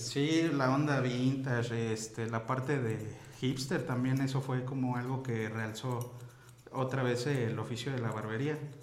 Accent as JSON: {"language": "Spanish", "town": "Tlaltizapán", "region": "Morelos", "country": "Mexico", "tie": "born or raised there", "also_born_or_lived": "Veracruz", "said": "yo soy originario del estado de aquí de Morelos"}